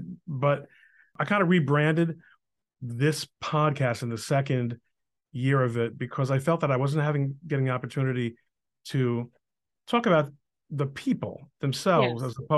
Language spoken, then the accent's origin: English; New Jersey, United States; also born or lived in Brooklyn, New York; when we were nine, we moved to New Jersey.